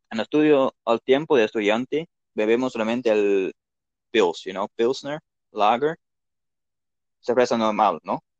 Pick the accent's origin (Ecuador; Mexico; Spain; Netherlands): Netherlands; Spanish is a second language; also born or lived in Delft; soy de Holanda